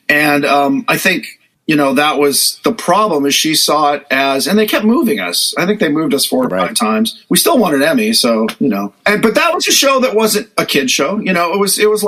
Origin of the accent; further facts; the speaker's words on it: Hollywood, California, United States; growing up in Hollywood, there were bookstores and magazine racks that would carry.